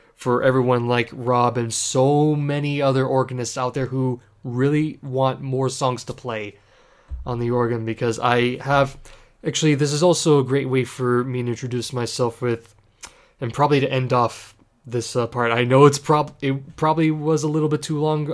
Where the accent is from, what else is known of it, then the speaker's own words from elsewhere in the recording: Ontario, Canada; I am from Canada, more specifically Ontario. I'm a proud Canadian.